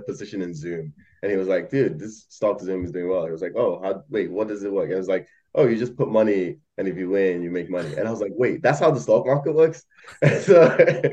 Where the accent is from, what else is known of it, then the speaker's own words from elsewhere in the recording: Malaysia; moved away as an adult; I grew up in Malaysia, and then this I did high school there for like 13 years, and then came over here to, yeah, go to college